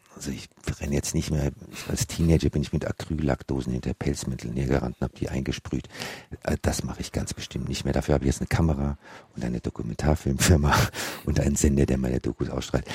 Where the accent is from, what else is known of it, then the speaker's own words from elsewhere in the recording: Germany; wir als Deutsche